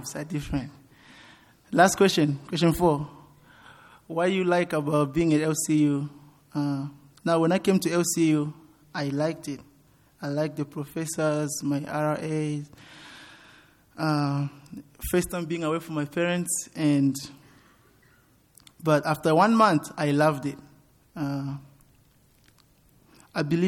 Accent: Zimbabwe; also born or lived in Malawi / Rwanda; now in Lubbock, United States; I grew up in Zimbabwe

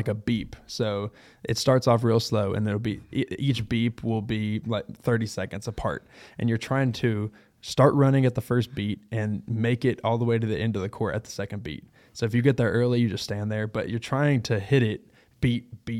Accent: Texas, United States; I'm from Texas.

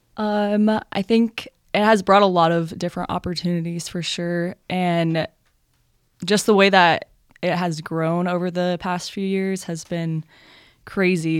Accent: Louisville, Texas, United States; I'm from Louisville, Texas

